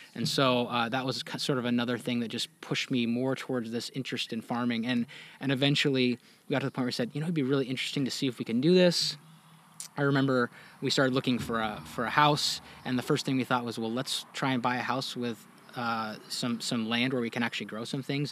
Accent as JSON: {"language": "English", "region": "Washington", "country": "United States", "tie": "born or raised there", "said": "I grew up mostly in Washington State"}